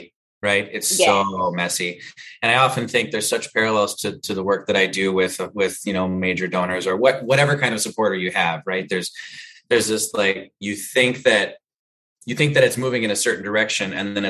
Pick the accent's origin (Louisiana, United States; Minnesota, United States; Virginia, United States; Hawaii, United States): Minnesota, United States; at least locally here in Minnesota, I'm from Minnesota.